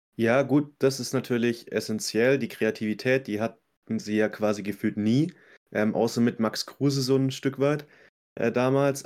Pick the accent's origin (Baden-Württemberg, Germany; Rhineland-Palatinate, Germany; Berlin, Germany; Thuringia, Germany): Baden-Württemberg, Germany; Swabia; als Schwabe